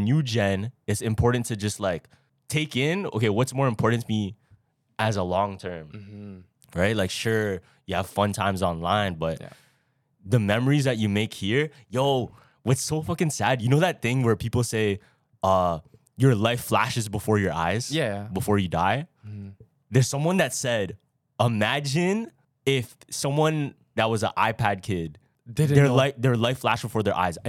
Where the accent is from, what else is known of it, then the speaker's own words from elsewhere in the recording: Philippines; But I think it's chill if we're all Filipino.